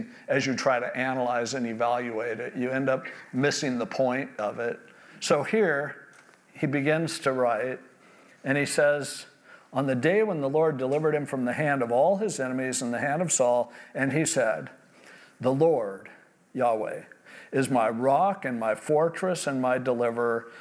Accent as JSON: {"language": "English", "region": "California", "country": "United States", "tie": "born or raised there", "said": "born and raised in California"}